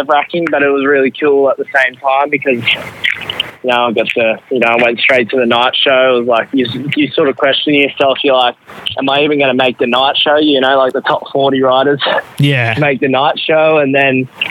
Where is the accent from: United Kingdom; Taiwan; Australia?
Australia; Sydney, New South Wales; I grew up in Sydney